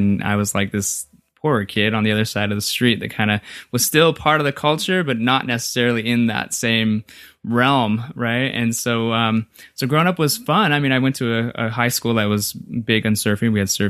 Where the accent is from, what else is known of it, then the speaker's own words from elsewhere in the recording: Redondo Beach, California, United States; We grew up in Redondo Beach, California.